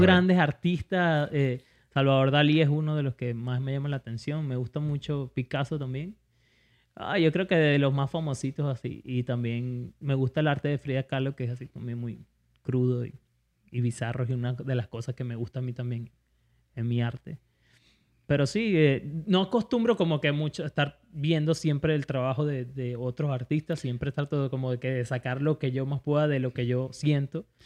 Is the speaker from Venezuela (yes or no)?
yes; Venezuela; moved away; soy venezolano